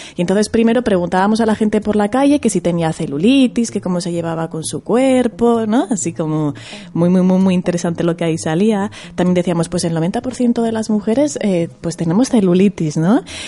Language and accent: Spanish; Zaragoza, Aragon, Spain; yo vengo de Zaragoza, ¿no? De allí de, está la Plaza del Pilar, que hay muchas palomas, ¿no? Y yo siempre digo de broma, como cuando iba de pequeña a la Plaza del Pilar